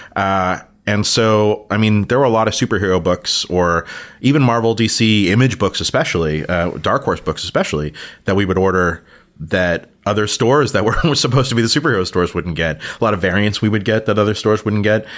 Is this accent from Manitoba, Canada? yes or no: no; Toronto, Ontario, Canada; growing up in Toronto